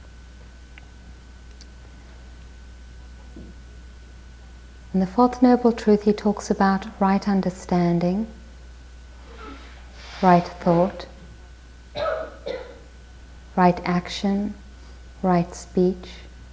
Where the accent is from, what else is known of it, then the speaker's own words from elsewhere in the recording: South Africa; I was born in South Africa and my parents were politically active there.